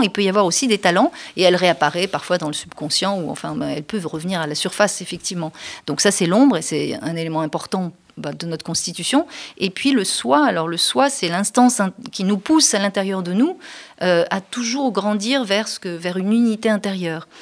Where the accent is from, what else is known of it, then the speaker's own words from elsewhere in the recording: France; notre identité en tant que Français n'était pas suffisamment forte